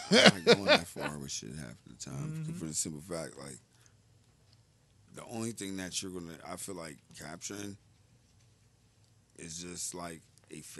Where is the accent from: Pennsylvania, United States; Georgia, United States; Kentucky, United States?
Pennsylvania, United States; Pittsburgh; we are from Pittsburgh.